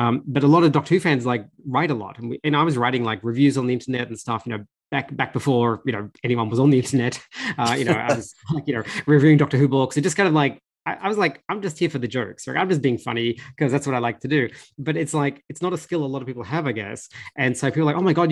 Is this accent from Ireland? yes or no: no; Australia; I grew up in Australia, I was very working class.